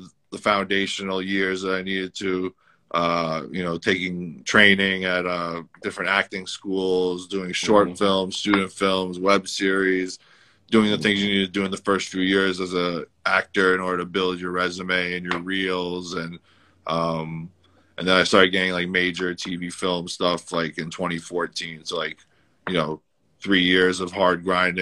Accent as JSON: {"language": "English", "town": "New York City", "region": "New York", "country": "United States", "tie": "born or raised there", "said": "I'm from the Bronx. You know, I grew up in New York City"}